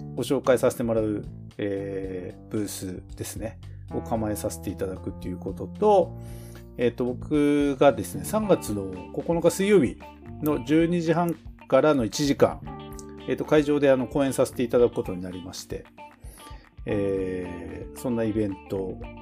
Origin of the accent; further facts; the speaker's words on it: Tokachi, Hokkaido, Japan; 僕らはあの、まあ十勝に生まれ育ちましたけども